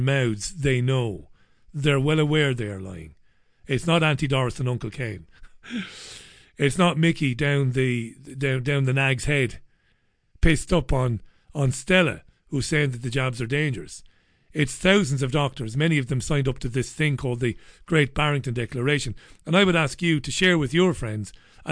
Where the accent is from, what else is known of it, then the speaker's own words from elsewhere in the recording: Ireland; I'm Irish